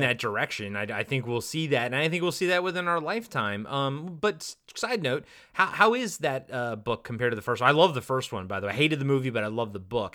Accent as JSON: {"language": "English", "region": "Maryland", "country": "United States", "said": "I'm from Maryland"}